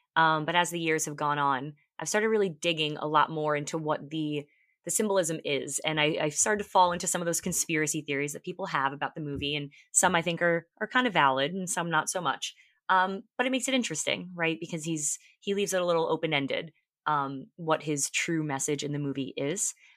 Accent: Long Island, New York, United States; I was born and raised on Long Island in New York

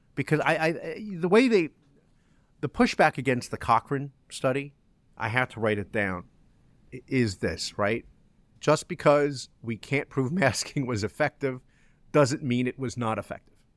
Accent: New Jersey, United States; moved away; also born or lived in New York; was born in New York, was raised in New Jersey

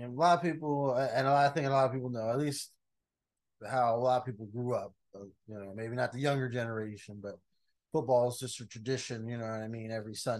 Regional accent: Las Vegas, Nevada, United States; I'm from Vegas, but I don't, you know.

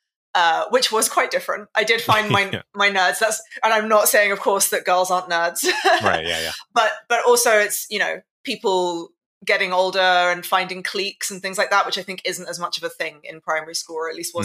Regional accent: London, United Kingdom; In London. Born and raised Londoner.

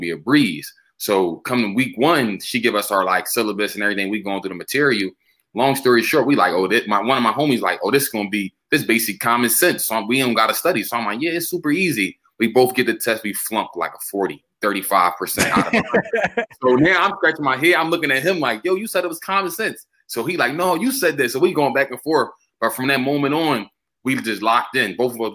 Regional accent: Philadelphia, Pennsylvania, United States; I'm from North Philly, born and raised

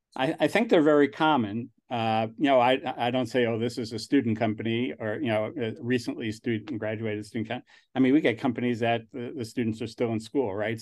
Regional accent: New York, United States; accent: New York; moved away; also born or lived in New Jersey; I grew up in New York

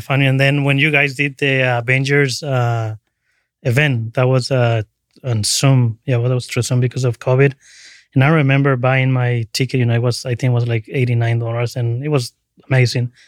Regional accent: Cancun, Quintana Roo, Mexico; also born or lived in Tabasco, Mexico; now in San Francisco, United States; was born in Tabasco, right on the border with, uh, Guatemala, and then I moved to Cancun when I was about ten years

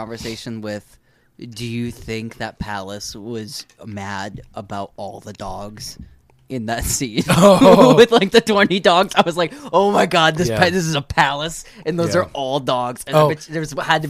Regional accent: Connecticut, United States; We are from Connecticut

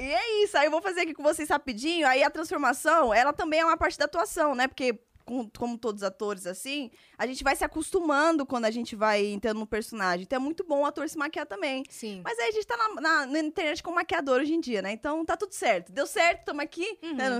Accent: São Paulo, Brazil; Eu sou de São Paulo, é, nasci e que fui criada aqui até então

